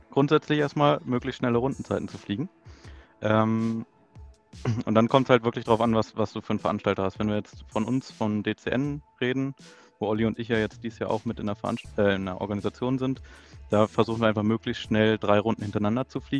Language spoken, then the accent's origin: German; Lower Saxony, Germany; Ja, ich komme auch aus der Nähe von äh, Braunschweig ähm, ja